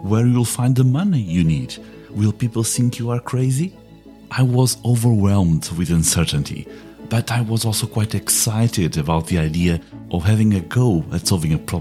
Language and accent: English; Portugal; now in England, United Kingdom; I live in England, but I was born in Portugal